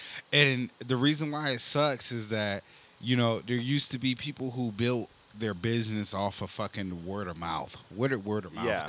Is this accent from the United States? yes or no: yes; Northeast Ohio, United States; moved away; also born or lived in Florida; originally, I would have to say Northeast Ohio.